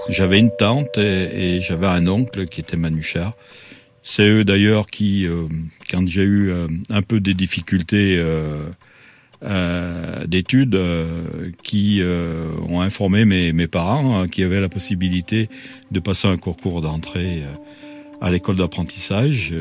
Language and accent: French; Saint-Étienne, Auvergne-Rhône-Alpes, France; Je suis né à Saint-Étienne.